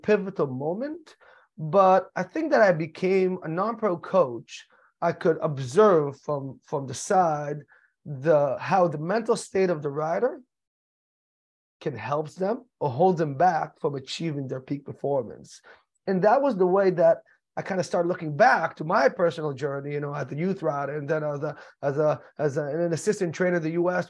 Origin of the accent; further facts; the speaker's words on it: Israel; moved away as an adult; also born or lived in United States; I was born and raised in the United States, but in a very early age, I moved to the state of Israel